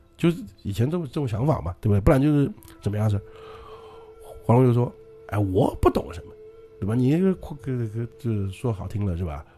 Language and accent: Chinese; Jiangnan, China; 我们江南这边